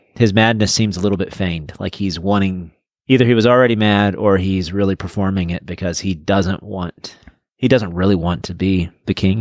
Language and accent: English; United States